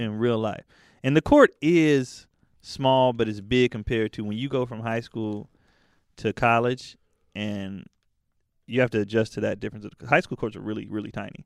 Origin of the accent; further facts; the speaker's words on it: the Bay Area, California, United States; I'm from the Bay, when I was growing up, the Warriors sucked